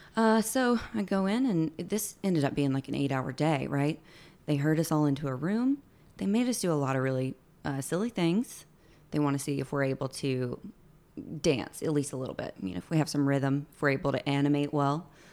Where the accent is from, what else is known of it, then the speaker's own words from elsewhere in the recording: Alabama, United States; moved away as an adult; also born or lived in Orlando; I'm from Alabama.